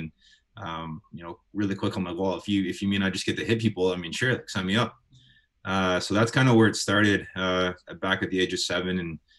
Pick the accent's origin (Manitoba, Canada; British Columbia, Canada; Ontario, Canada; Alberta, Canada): Manitoba, Canada; Winnipeg; obviously being Canadian, being in Winnipeg, we got 10 months of winter here.